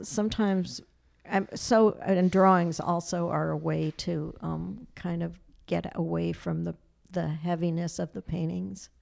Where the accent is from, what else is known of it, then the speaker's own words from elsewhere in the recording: New York City, New York, United States; I was born on Manhattan Island and, um, I just grew up, like, kind of playing in the streets and in Yorkville